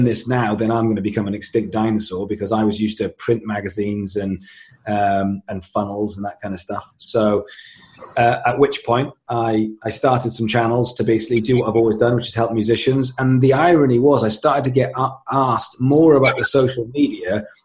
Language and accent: English; Swansea, Wales, United Kingdom; I grew up in Swansea in South Wales, became a musician